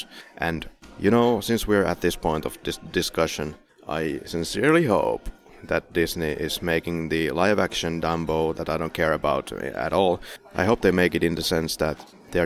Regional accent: Finland; English is a second language; now in Poland; I live in Poland, I'm from Finland

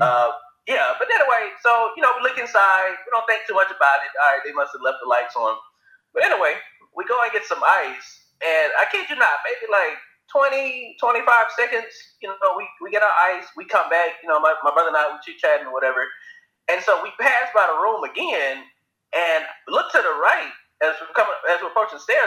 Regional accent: Alabama, United States; now in San Francisco, United States; I'm from Alabama

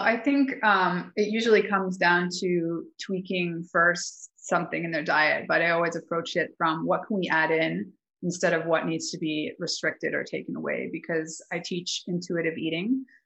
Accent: Calgary, Alberta, Canada; moved away as an adult; now in Mexico; 12 years now in Mexico. I'm originally from Calgary, Alberta

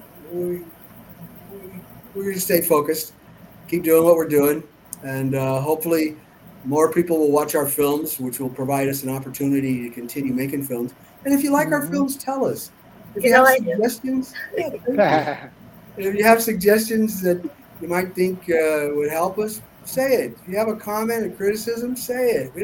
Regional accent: Denver, Colorado, United States; I'm actually from Denver, Colorado

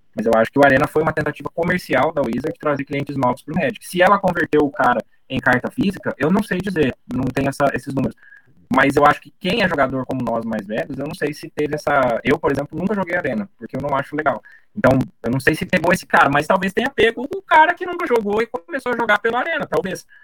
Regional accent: Brazil; Não fui muito bem recebido como brasileiro

